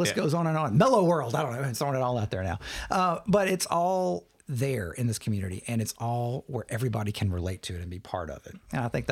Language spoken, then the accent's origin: English; Logan County, Kentucky, United States; I grew up in Logan County, so I'm from this area